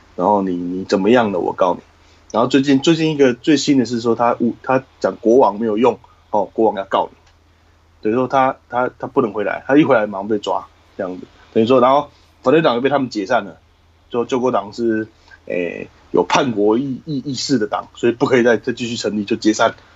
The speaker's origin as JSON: {"language": "Chinese", "country": "Taiwan", "moved": "as an adult", "lives_now": "Cambodia", "said": "我们台湾人"}